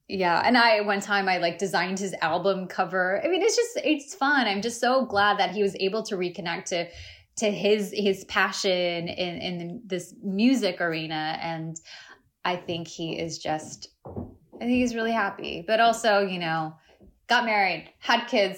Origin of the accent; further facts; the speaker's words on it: United States; accent: American; I'm also American